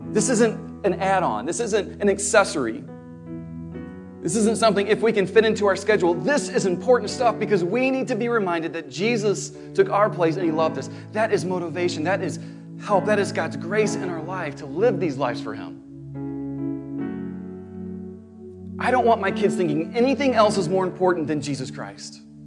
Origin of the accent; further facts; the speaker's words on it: St. Louis, Missouri, United States; I was born in Saint Louis